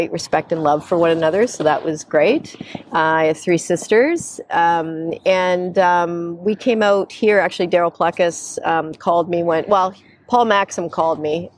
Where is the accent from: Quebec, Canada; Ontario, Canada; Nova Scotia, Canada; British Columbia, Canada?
Ontario, Canada; London; moved away; I grew up in London, Ontario